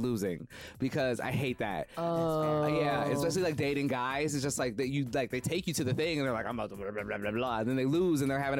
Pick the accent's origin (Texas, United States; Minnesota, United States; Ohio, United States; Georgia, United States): Minnesota, United States; moved away; also born or lived in Madison, Wisconsin; I'm from Minnesota. I went to school in Madison.